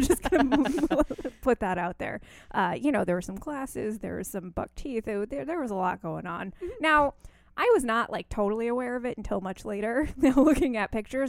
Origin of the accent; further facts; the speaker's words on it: New York City, New York, United States; I grew up in New York City.